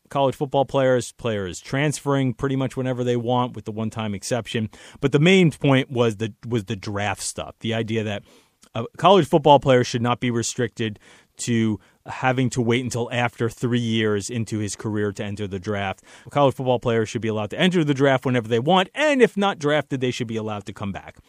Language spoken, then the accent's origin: English; New York City, New York, United States; my hometown, New York City